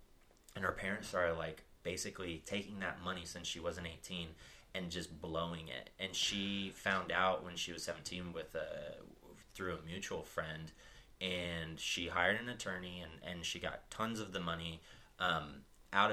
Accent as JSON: {"language": "English", "region": "New Hampshire", "country": "United States", "tie": "born there", "said": "So I was born in New Hampshire, actually. All the way on the northeast coast."}